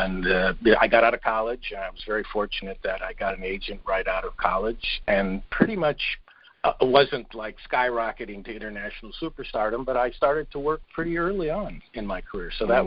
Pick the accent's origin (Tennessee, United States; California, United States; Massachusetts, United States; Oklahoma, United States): California, United States; Los Angeles; born or raised there; also born or lived in Berwyn, Illinois